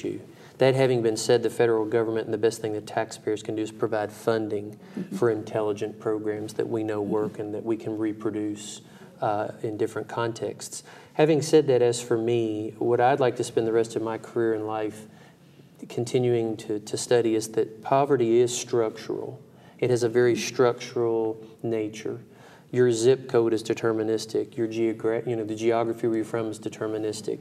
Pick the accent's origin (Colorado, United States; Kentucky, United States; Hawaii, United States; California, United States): Kentucky, United States; Brandenburg; my hometown of Brandenburg, Kentucky